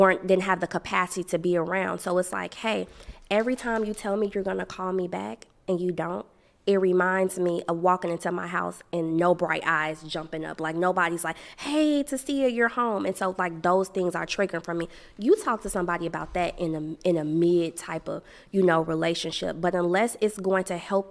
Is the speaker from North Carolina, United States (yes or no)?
no; Chicago, Illinois, United States; I grew up in Chicago, head always on the swivel